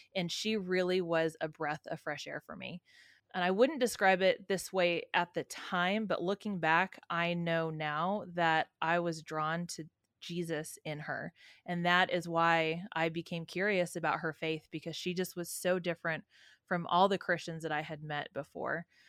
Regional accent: San Francisco, California, United States; I was raised in San Francisco

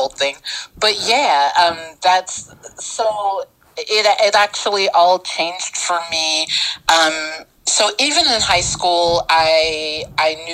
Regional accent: Cincinnati, Ohio, United States; I'm originally from Cincinnati, Ohio. And so for me, a kid who was raised in the projects

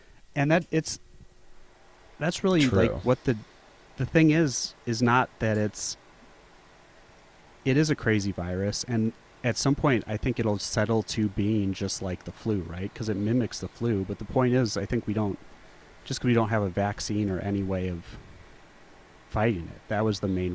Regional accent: Scottsdale, Arizona, United States; I grew up in Scottsdale

